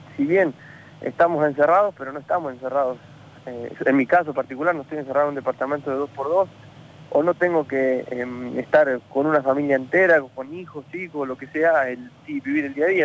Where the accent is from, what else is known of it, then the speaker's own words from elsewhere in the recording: La Pampa, Argentina; moved away as an adult; also born or lived in Italy; estoy en, mi pueblo acá en La Pampa